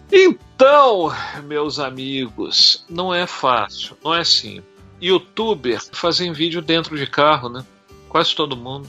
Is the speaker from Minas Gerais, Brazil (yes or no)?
yes; Minas Gerais, Brazil; moved away as an adult; also born or lived in Belo Horizonte / Copacabana, Rio de Janeiro; eu sou de Minas Gerais